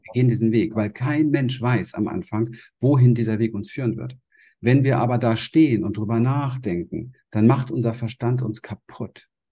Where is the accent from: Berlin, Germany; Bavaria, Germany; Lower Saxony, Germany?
Berlin, Germany; moved away; also born or lived in Pacific coast; ich komme aus der Gosse in Berlin. Ja, ich habe im Hinterhof gespielt. Ich habe nichts gehabt, bin in einem traumatischen Feld groß geworden